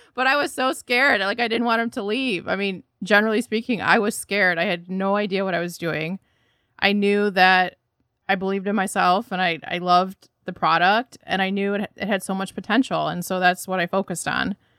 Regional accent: Troy, Michigan, United States; now in Chicago, United States; I'm originally from the Detroit area, so Troy, Michigan specifically

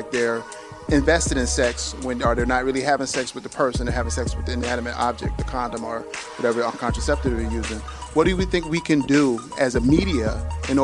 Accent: Haiti; I'm from Haiti, and we're from Haiti

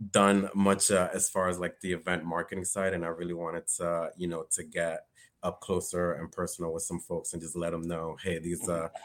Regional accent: New York City, New York, United States; I grew up on both uptown and in the Bronx.

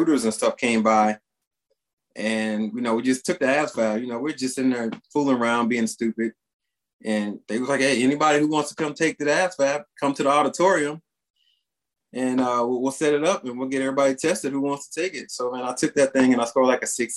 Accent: San Augustine, Texas, United States; I'm from a small town in Texas. It's called San Augustine, right there on the Louisiana border

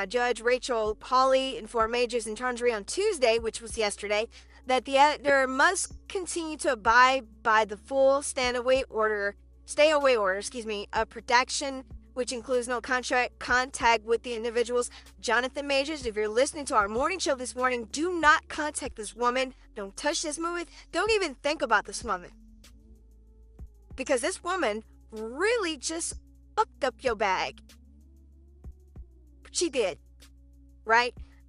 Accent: New York City, New York, United States; Growing up in the late 70s and early 80s in Harlem, it was violent-ridden, drug-infested, and I live smack dab in the middle of it.

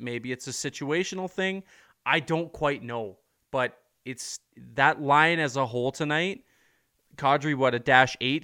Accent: Guelph, Ontario, Canada; I'm from Guelph.

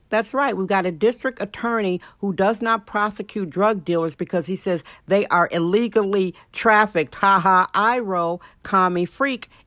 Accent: United States; we black Americans

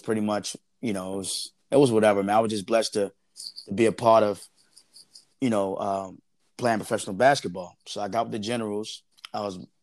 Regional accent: Baltimore, Maryland, United States; Born and raised in Baltimore, Maryland

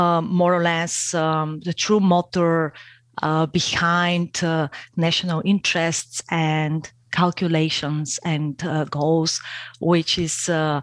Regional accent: Bulgaria; moved away as an adult; now in Austria; I am originally from Bulgaria

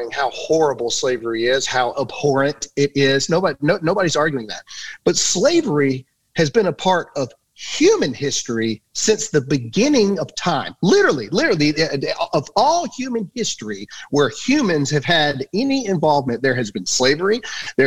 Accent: United States; I am an American

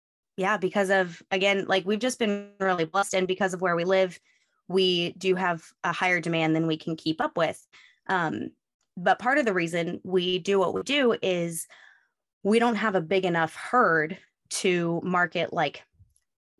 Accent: West Coast, moved here from Oregon, United States; moved away as an adult; I grew up on the West Coast.

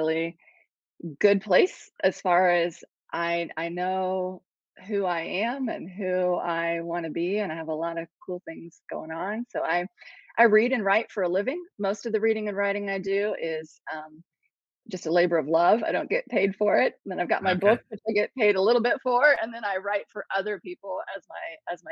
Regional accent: Ohio, United States; moved away as an adult; also born or lived in Columbus, Ohio / Cambodia; now in South Carolina, United States; I'm originally from Ohio, and we didn't want to go back to the cold

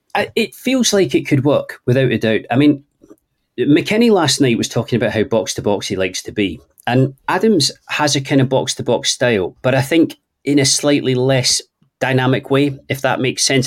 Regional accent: Scotland, United Kingdom; accent: Scottish (implied by Trainspotting reference); apologies to people for my accent

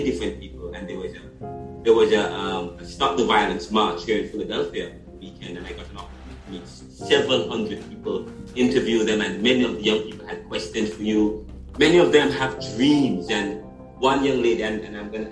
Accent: Jamaica; I'm Jamaican, I'm from Jamaica

